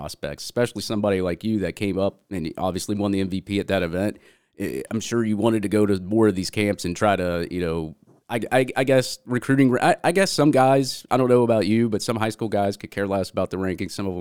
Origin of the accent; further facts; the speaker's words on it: Georgia, United States; now in Florida, United States; I came from Etowah High School in Georgia